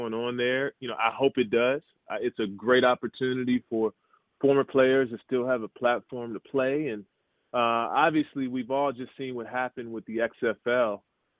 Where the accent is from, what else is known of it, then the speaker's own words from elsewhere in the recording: Maryland, United States; also born or lived in Jerusalem, Israel; We grew up in Maryland